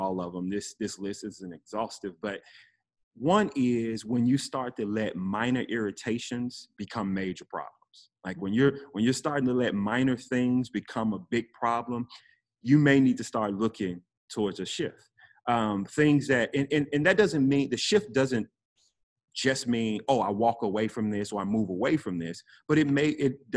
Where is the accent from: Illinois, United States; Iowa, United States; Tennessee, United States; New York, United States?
Tennessee, United States; Memphis; now in Homestead, United States; I am originally from Memphis, Tennessee, former hip hop artist